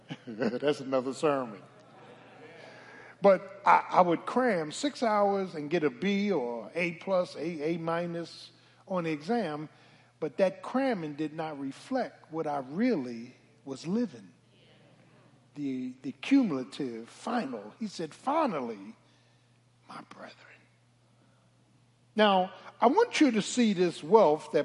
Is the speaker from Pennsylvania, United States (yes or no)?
yes; Philadelphia, Pennsylvania, United States; I'm from Philly. South Philly.